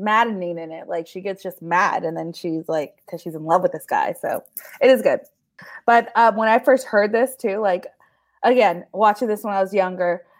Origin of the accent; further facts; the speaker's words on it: Modesto, California, United States; I live in the suburban of Modesto